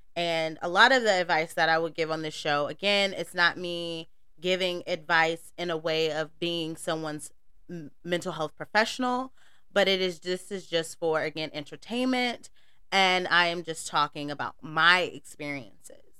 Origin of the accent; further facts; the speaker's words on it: North Carolina, United States; I am from the South. I'm from North Carolina